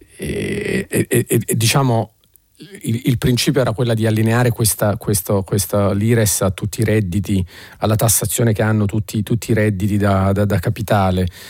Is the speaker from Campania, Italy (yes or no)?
yes; Naples, Campania, Italy; da napoletano